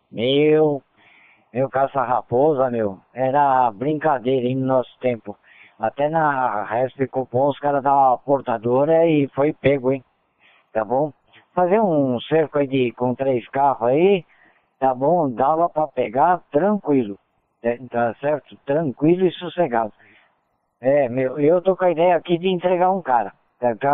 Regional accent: Ceará, Brazil; Já estou querendo adiantar que é eu estou no Ceará, mas eu sou cearense mesmo aqui, viu?

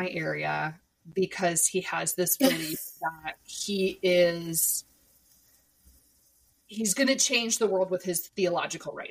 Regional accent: Iowa, United States; I was born in Iowa

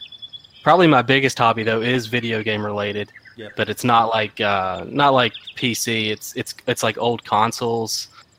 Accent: North Carolina, United States; accent: country; I'm from North Carolina, which is southern United States, right along the coast.

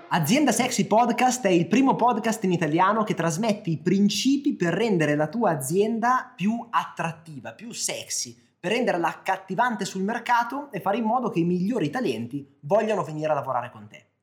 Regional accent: Milan, Lombardy, Italy; io sono di Milano

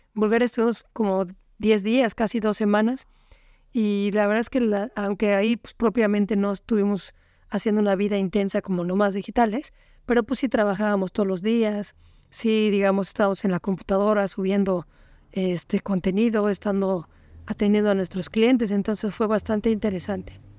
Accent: Mexico City, Mexico; moved away as an adult; also born or lived in Playa del Carmen; nosotros somos originales de Ciudad de México

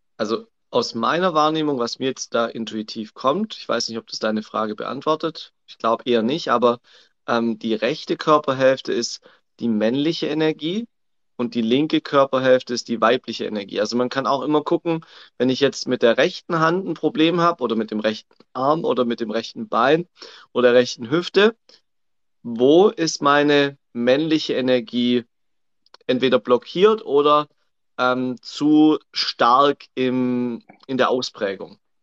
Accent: Swabia, Germany; accent: Swabian

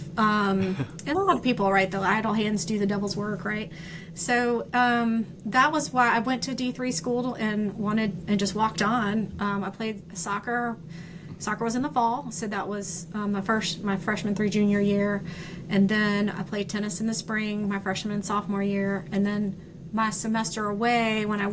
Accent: Myrtle Beach, South Carolina, United States; moved away as an adult; also born or lived in Conway, South Carolina; now in Charlotte, United States; I was born in Conway. I grew up in Myrtle Beach

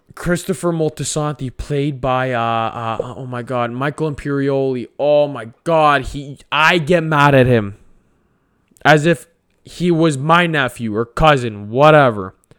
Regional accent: Canada; I'm Italian Canadian

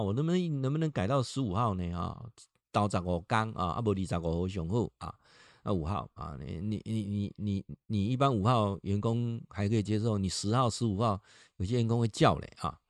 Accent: Taiwan; 这一点就大陆跟我们差异很大了

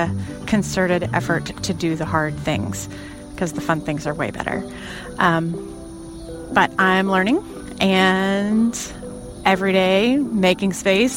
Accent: Dallas, Texas, United States; I'm from Dallas, Texas

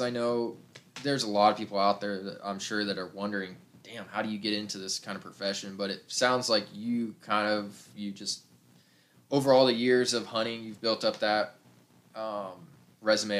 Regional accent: Kansas, United States; moved away as an adult; also born or lived in Texas; I've lived in Texas for a few years, and telling people I was from Kansas

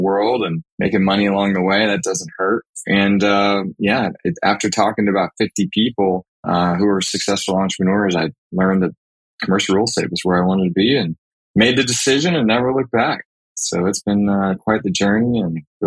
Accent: Texas, United States; also born or lived in Austin, Texas; Born and raised in Texas, been in Austin since 2000 when I came to go to the University of Texas

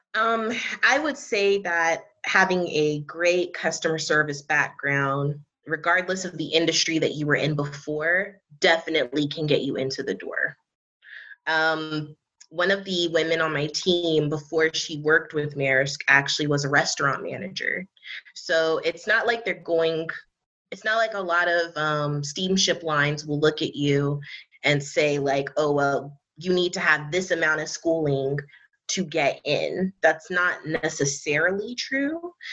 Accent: New York City, New York, United States; also born or lived in near Charlotte, North Carolina; now in Charlotte area, North Carolina, United States; I'm originally from the Bronx, New York, um, but currently I'm residing um, in a small city outside of the Charlotte, North Carolina area.

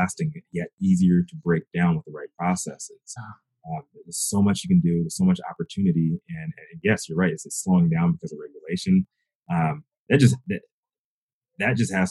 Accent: the South, United States; I'm from the South

